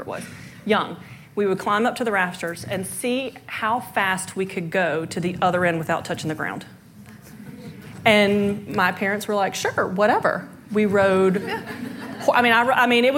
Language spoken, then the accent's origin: English; Zebulon, North Carolina, United States; moved away as an adult; now in Columbia, United States; I'm originally from North Carolina in a suburb right outside of Raleigh called Zebulon. And I grew up on a farm.